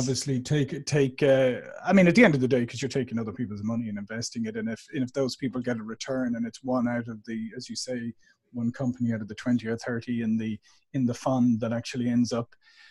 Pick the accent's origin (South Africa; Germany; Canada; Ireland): Ireland; Dublin, Leinster; moved away as an adult; now in San Diego, United States; I'm here in beautiful San Diego, but as you can tell from my accent, I'm originally from Dublin, Ireland, and I've been here in the States for like 22 years now